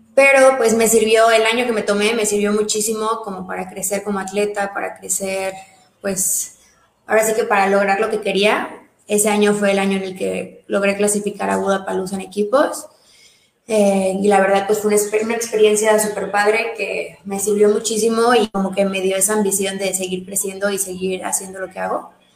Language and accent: Spanish; Mérida, Yucatán, Mexico; also born or lived in Mexico City; toda la vida he aquí en Mérida. O sea, nací en la Ciudad de México, pero pues desde chiquita me trajeron a Mérida y ya ahí que me quedé.